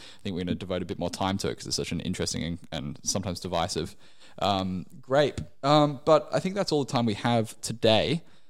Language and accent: English; England, United Kingdom; born there; I was born in England originally, and when I moved over here, I used to call a vacuum a Hoover because that was the brand.